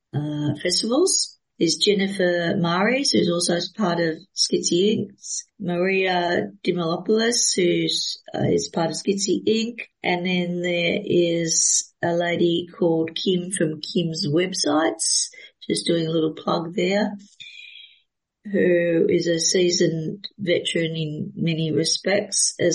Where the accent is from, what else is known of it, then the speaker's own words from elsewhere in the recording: Melbourne, Victoria, Australia; I'm from Melbourne, but I'm in Adelaide